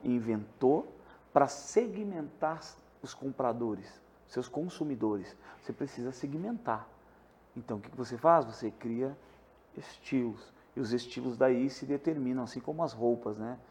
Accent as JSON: {"language": "Portuguese", "town": "Porto Alegre", "region": "Rio Grande do Sul", "country": "Brazil", "tie": "born or raised there", "moved": "yes", "lives_now": "Santa Catarina, Brazil", "said": "eu sou de Porto Alegre"}